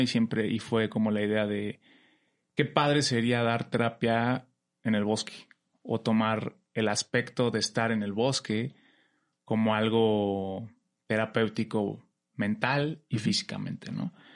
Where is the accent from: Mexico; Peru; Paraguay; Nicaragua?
Mexico; Pachuca, Hidalgo; vengo de La Bella Airosa, de Pachuca Hidalgo